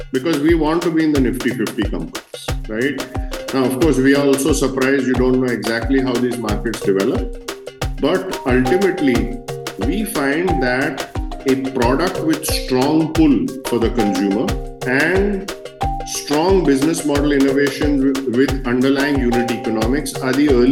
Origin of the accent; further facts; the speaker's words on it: Mumbai, Maharashtra, India; also born or lived in Chicago, United States; I grew up in Mumbai.